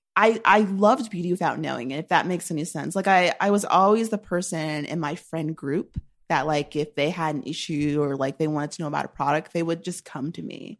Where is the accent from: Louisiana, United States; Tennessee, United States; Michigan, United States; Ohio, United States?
Ohio, United States; Shaker Heights; moved away as an adult; now in New York, United States; I'm from Shaker Heights, Ohio